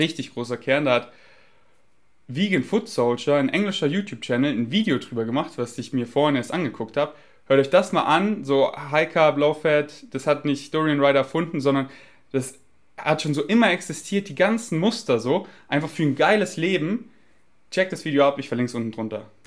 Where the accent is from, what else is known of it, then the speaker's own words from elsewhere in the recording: Germany; accent: German; mein deutscher Akzent ist einfach stark